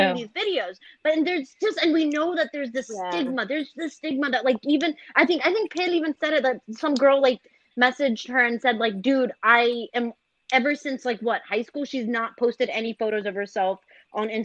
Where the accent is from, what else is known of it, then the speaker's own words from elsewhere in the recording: Duluth, United States; we grew up in Duluth